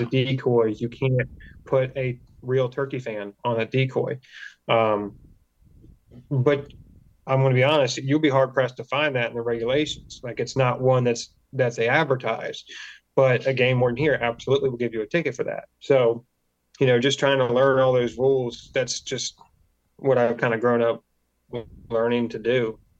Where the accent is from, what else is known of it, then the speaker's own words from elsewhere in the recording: Delaware, United States; also born or lived in South Carolina; I grew up in Delaware. It's not pretty here